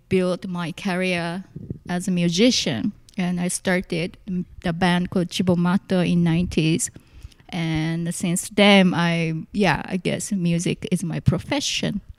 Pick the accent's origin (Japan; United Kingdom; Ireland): Japan; Tokyo; English is a second language; so yeah, I came here from Tokyo. Tokyo. Yep. And uh, at the time, I I really couldn't speak that much English